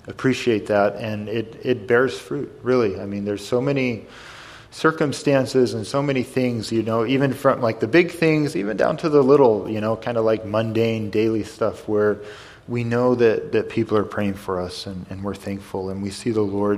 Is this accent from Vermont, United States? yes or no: yes; White River Junction, Vermont, United States; moved away; I'm from White River Junction